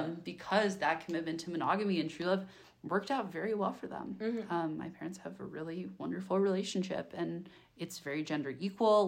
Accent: Bay Area, Northern California, United States; I'm from Northern California, I'm from the Bay Area, so I'm from an urban, liberal area

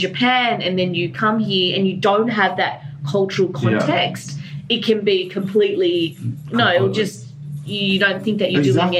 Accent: Australia; me as Vietnamese, Chinese, Australian, but mainly because I grew up in Australia, so Australian

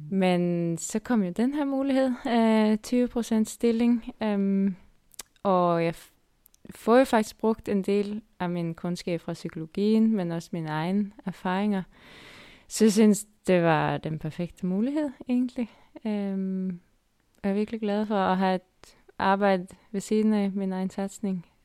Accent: Denmark; Og så er der lidt mere bakker, end det måske har, end vi har hjemme i Danmark.

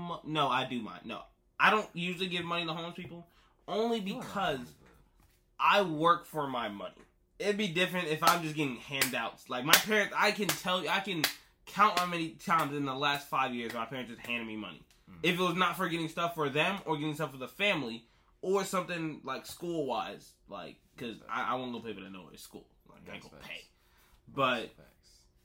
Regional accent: Atlanta, Georgia, United States; I'm just from Atlanta

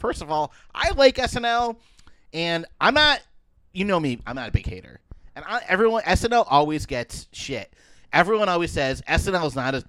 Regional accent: Connecticut, United States; So anyway, in my home state of Connecticut

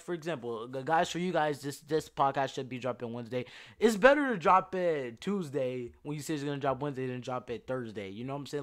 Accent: Louisiana, United States; I'm from Louisiana

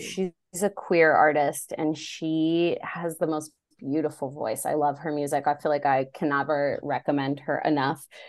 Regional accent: Illinois, United States; now in Los Angeles, United States; I grew up in Illinois

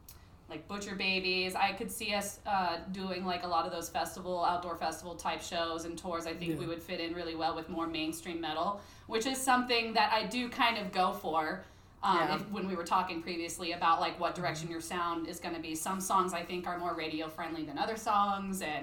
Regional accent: Pensacola area, Florida Panhandle, United States; moved away; I'm from Florida, though. Jeez. I'm not from South Florida. I'm from the Redneck Riviera.

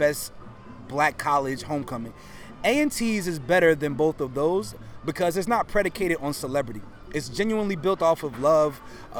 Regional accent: South Orange, New Jersey, United States; also born or lived in Irvington, New Jersey; now in Los Angeles, United States; I'm born and raised in Jersey. I grew up in Duality. So I grew up in a town called South Orange and a town called Irvington.

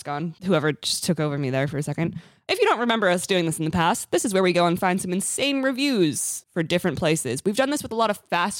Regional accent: California, United States; accent: Californian

